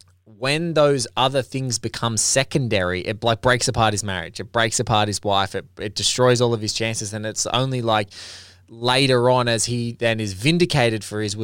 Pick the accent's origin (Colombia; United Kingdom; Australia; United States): Australia; because I'm Australian and like I look at our country and we're, you know, 20, 25 million people